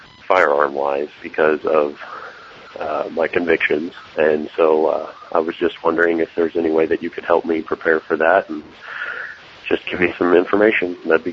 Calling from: Oklahoma, United States

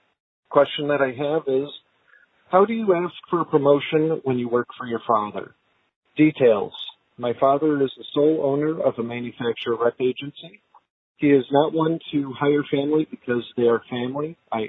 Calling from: Illinois, United States; I'm from Illinois.

